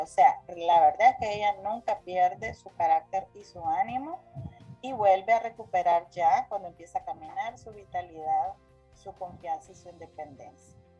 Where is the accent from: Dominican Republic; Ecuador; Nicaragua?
Nicaragua; Soy una mujer nicaragüense